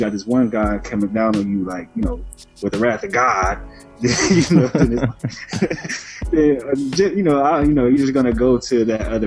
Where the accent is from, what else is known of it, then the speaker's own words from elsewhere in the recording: Milwaukee, Wisconsin, United States; I'm from Milwaukee, Wisconsin, and like my family life, man, it was great, honestly. Growing up, I had 5 older sisters